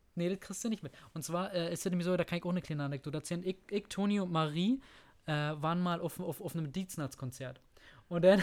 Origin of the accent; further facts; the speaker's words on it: Germany; Bei uns in Deutschland